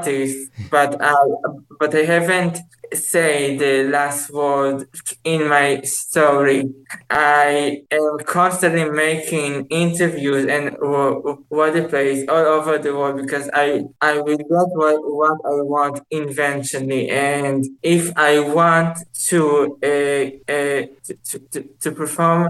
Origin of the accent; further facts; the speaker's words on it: Israel; in Israel, people don't want me here because I am so much different from them.